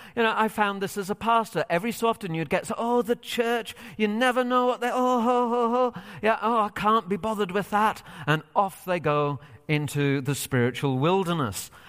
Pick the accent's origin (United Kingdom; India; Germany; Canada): United Kingdom; England; moved away as an adult; now in United States; So I am originally from Britain. I've lived here in the U S for five years, and still part of me yearns for England